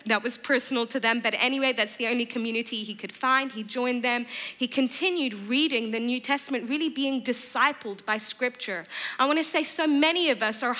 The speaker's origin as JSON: {"language": "English", "area": "just south of London", "region": "South East England", "country": "United Kingdom", "tie": "born or raised there", "also_born_or_lived": "Iran / Bedford / Durban, South Africa / California", "moved": "as an adult", "lives_now": "Boston, United States", "said": "And when I was 5, we moved from Iran as a family to the UK. I grew up just south of London"}